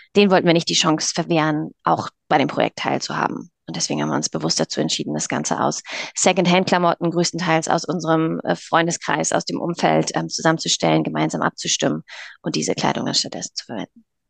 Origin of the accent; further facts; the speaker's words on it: near Kiel, Schleswig-Holstein, Germany; wir kommen aus Norddeutschland, aus der Nähe von Kiel